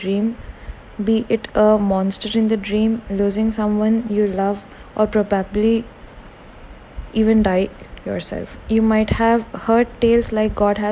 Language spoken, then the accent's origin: English; India; Being an Indian